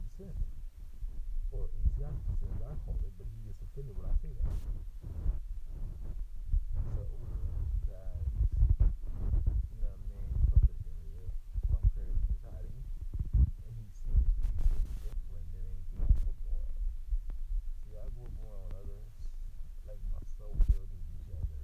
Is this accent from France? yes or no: no; Virginia, United States; moved away; I grew up in Virginia